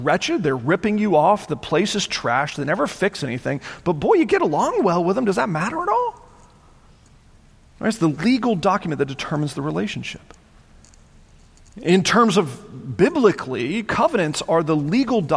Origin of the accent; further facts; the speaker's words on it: United States; as an American citizen